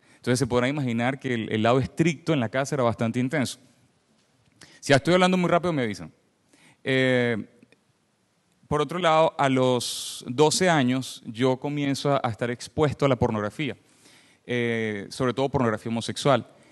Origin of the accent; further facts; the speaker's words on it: Venezuela; accent: Venezuelan; moved away as an adult; now in Canada; soy venezolano, se me escucha en el acento. Eh, tengo nueve años viviendo en Canadá, pero hasta los 29 años viví en, Venezuela.